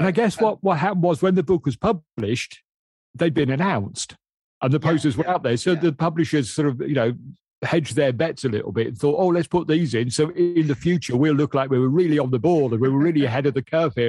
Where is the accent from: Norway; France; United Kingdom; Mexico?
United Kingdom; Midlands; I'm from the Midlands. I can barely speak English.